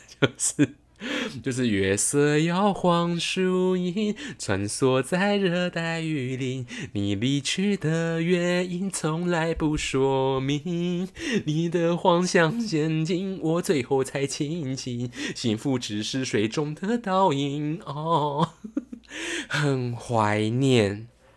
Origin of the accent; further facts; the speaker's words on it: Taichung, Taiwan; accent: Taichung accent; 我现在有点台中腔